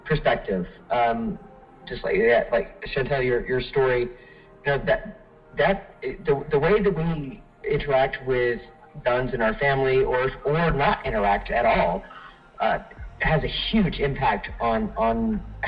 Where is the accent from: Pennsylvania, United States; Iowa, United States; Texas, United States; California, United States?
Texas, United States; our family was poor growing up in Texas